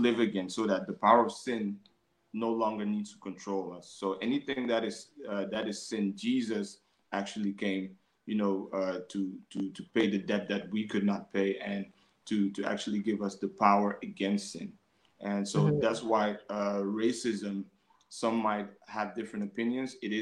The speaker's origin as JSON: {"language": "English", "town": "Amsterdam", "region": "North Holland", "country": "Netherlands", "tie": "born or raised there", "said": "I grew up in Amsterdam North"}